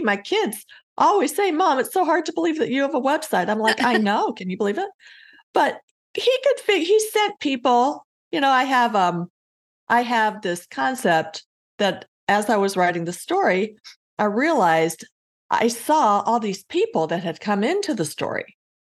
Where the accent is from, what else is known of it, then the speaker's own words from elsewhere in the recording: Colorado, United States; moved away; also born or lived in Iowa; I grew up in Colorado